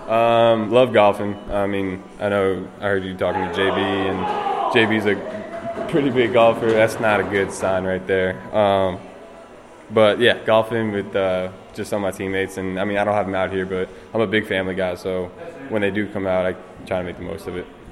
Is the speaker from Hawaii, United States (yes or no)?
no; Philadelphia area, Pennsylvania, United States; growing up around the Philly area